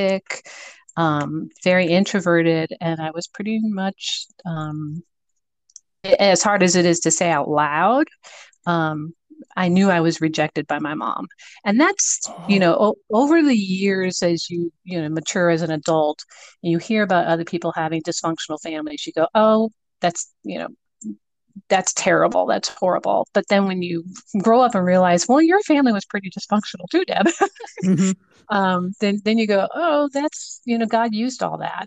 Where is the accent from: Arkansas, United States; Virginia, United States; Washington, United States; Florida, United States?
Florida, United States; Boca Raton; also born or lived in Connecticut; I'm originally from Connecticut, believe it or not, and my parents relocated, dragging three children with them, all under the age of 8, to Boca Raton. So I grew up in Boca Raton, Florida